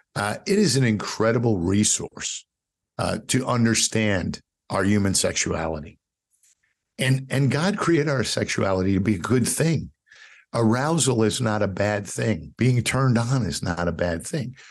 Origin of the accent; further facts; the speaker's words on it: New York City, New York, United States; growing up in New York City